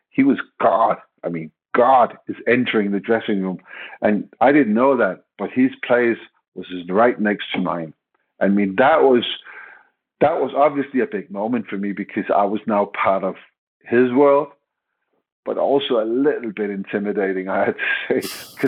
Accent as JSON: {"language": "English", "country": "Denmark", "second_language": "English", "moved": "as an adult", "lives_now": "England", "said": "I came directly from Denmark. I was supposed to move to England, all of my luggage, all of my clothes."}